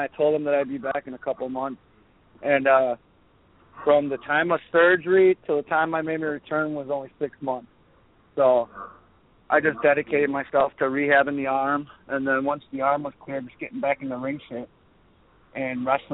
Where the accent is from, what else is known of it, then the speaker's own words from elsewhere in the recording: Milwaukee, Wisconsin, United States; I'm real excited to wrestle in front of my hometown